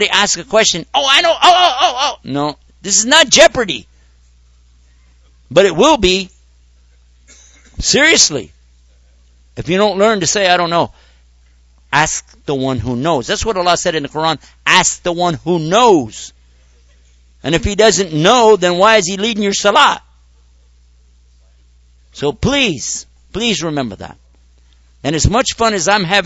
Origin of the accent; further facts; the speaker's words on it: United States; in my society as an American